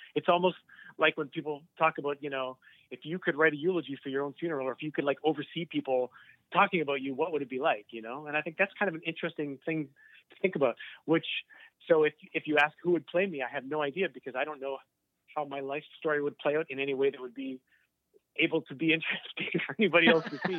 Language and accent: English; Burlington, Ontario, Canada; growing up in Burlington